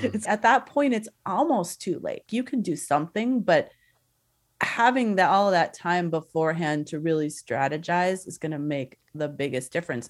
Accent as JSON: {"language": "English", "region": "Southern California", "country": "United States", "said": "I'm from Southern California"}